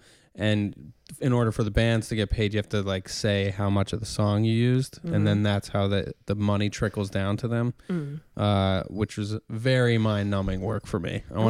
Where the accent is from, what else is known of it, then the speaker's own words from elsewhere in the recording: New York, United States; This is up in the Hudson Valley of New York.